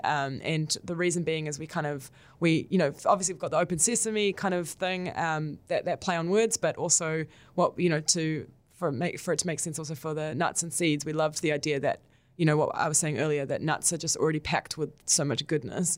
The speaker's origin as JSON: {"language": "English", "country": "Israel", "tie": "born or raised there", "moved": "yes", "lives_now": "New Zealand", "said": "with my background, I was born in Israel"}